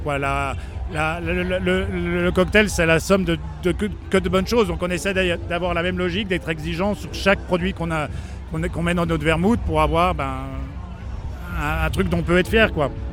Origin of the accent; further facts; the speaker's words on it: Besançon, Bourgogne-Franche-Comté, France; on est de Besançon